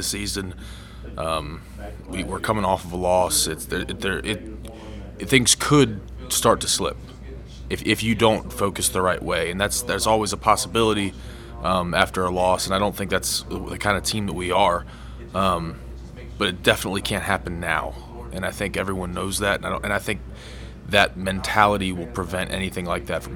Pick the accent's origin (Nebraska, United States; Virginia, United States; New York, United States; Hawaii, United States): Virginia, United States; moved away as an adult; now in Huntington, United States; I'm from Virginia, and I'm not too far from here